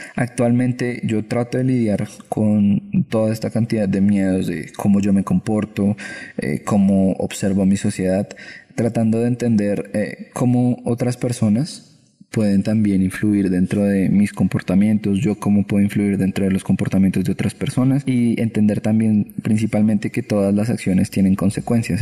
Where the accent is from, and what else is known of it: Colombia